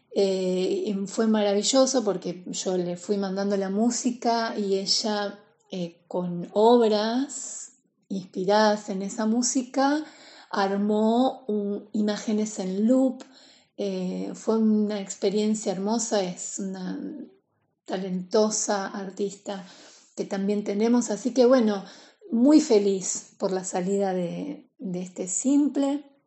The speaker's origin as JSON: {"language": "Spanish", "region": "Buenos Aires", "country": "Argentina", "said": "Soy cantante porteña"}